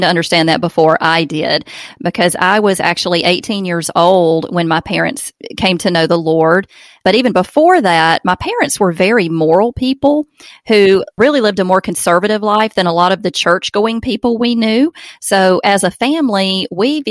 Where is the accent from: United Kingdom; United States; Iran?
United States; Alabama; accent: Southern; born and raised in Alabama. We live in Opelika, Alabama